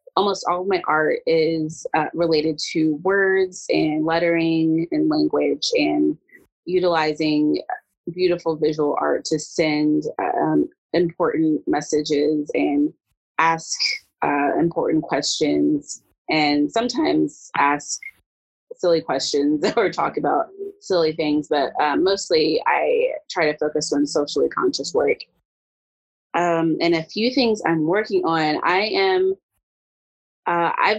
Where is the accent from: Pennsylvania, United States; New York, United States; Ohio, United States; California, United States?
Ohio, United States; Dayton; moved away as an adult; now in Lexington, United States; So I am a born and bred Ohioan. I'm from Dayton, Ohio.